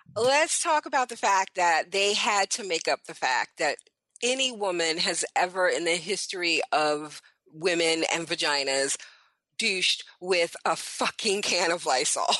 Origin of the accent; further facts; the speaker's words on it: New York City, New York, United States; I was born in Brooklyn.